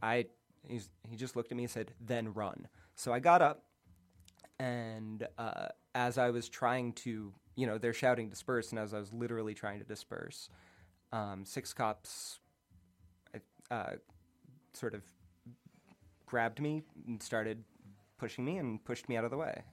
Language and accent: English; outside of Boston, Massachusetts, United States; moved away; also born or lived in Cape Cod / New York; I grew up outside of Boston